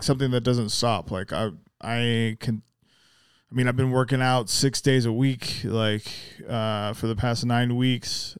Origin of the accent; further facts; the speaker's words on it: Salt Lake City, Utah, United States; also born or lived in Magna; I didn't actually grow up in Magna. I grew up in Salt Lake.